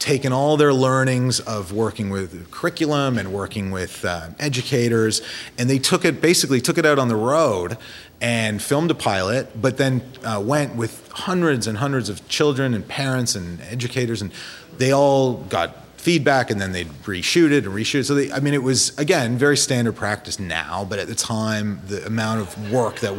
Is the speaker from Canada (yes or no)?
yes; Toronto, Ontario, Canada; I grew up in Toronto, so I went to Simpsons